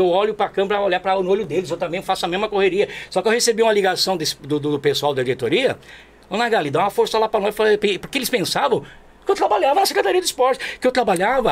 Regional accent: Jundiapeba, São Paulo, Brazil; Eu sou daqui de Juriapeba, pô, sou periferia

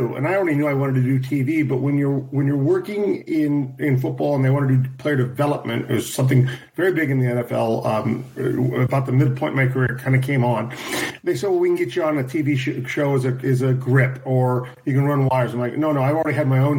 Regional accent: California, United States; wine was always on the table in my household growing up in California

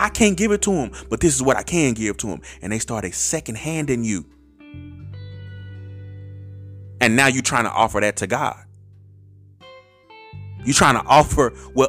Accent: Terrell, Texas, United States; I grew up in Terrell. I already live in Terrell

